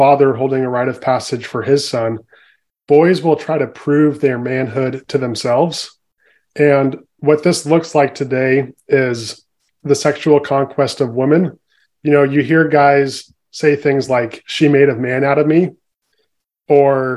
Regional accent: San Francisco Bay Area, California, United States; So I grew up in the San Francisco Bay Area in California

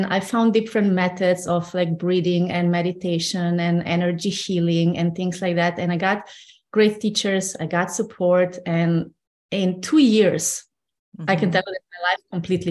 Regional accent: Slovenia; moved away as an adult; I grew up in Slovenia, yes. And until I was 26 or so, I lived in Slovenia

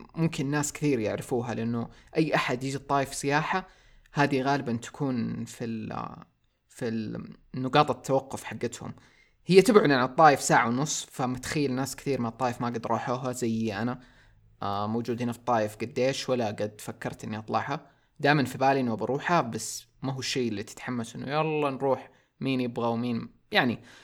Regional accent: Saudi Arabia; also born or lived in Taif; عندنا في السعوديه

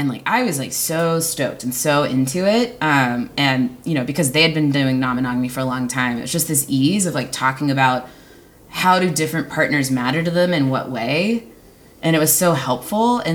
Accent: Texas, United States; moved away as an adult; now in Seattle, United States; growing up in Texas and growing up queer

